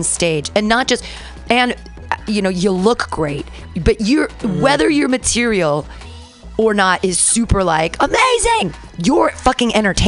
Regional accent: United States; growing up in America

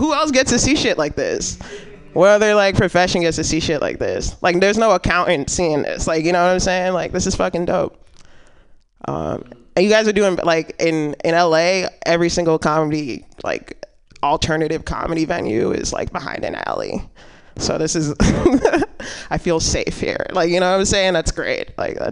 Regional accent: New York, United States; also born or lived in New Jersey; I grew up in New York for 7 years, and I grew up in Jersey for 6 years

